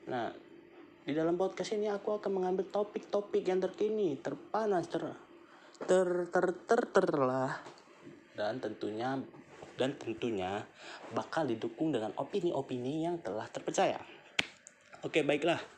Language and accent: Indonesian; North Sumatra, Indonesia; Aku berumur 20 tahun lebih Dan aku berasal dari Sumatera Utara